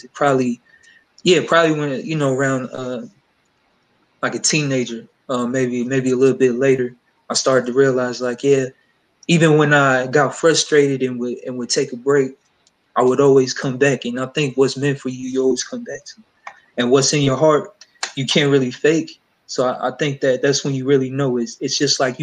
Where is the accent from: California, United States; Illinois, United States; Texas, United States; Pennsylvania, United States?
Illinois, United States; Chicago; I grew up in the Chicago area, in the suburbs